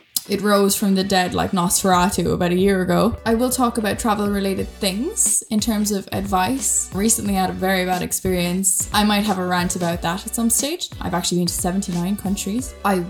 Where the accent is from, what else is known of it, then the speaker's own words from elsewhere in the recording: Ireland; accent: Irish; moved away; I'm Irish, as I'm not sure if you'll be able to tell from my accent. A lot of people can. Some people really can't because I haven't lived in Ireland in many years now, actually.